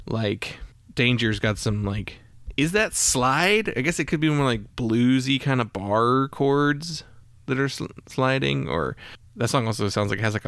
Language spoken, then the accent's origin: English; Midwest, United States; I'm from the Midwest, and I went to school in Georgia.